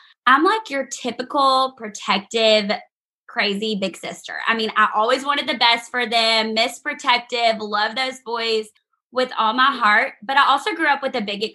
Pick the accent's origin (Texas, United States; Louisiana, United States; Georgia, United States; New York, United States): Louisiana, United States; Alexandria; moved away as an adult; now in Auburn, United States; I'm from Louisiana. I grew up in Alexandria, Louisiana